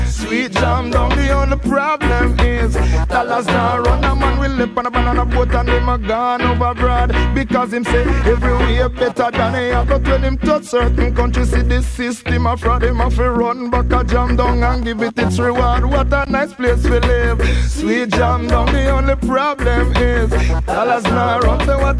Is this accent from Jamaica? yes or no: yes; Jamaica; As a Jamaican, my argument is whoever said them clever, them for stop the promises and just mass production in all the parishes.